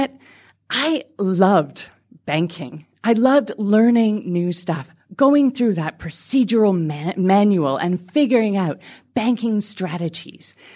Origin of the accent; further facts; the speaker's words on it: Canada; moved away; also born or lived in England; I'm from Canada